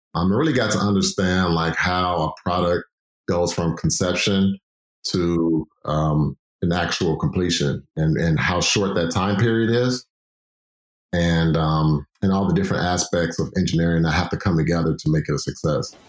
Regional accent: Chicago, Illinois, United States; also born or lived in California; I'm glad to be back home, Chicago, because Chicago is home.

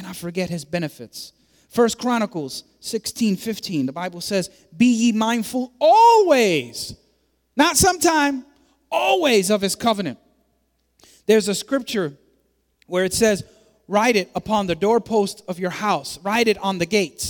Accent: New York City, New York, United States; I was born in the South Bronx

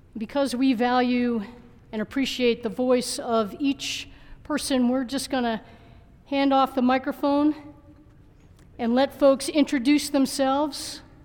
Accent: Baton Rouge, Louisiana, United States; also born or lived in Boulder, Colorado; now in Longmont, United States; I was born in Baton Rouge, Louisiana, but have lived most of my adult life in Boulder

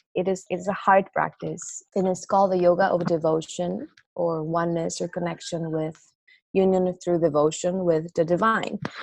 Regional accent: Costa Rica; I'm from Costa Rica

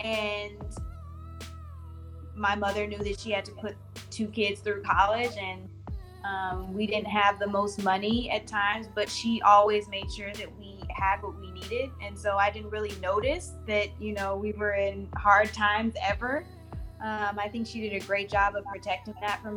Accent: Houston, Texas, United States; I'm from Houston, Texas. I'm from the southwest part, mainly Sharpstown, Greater Fondren

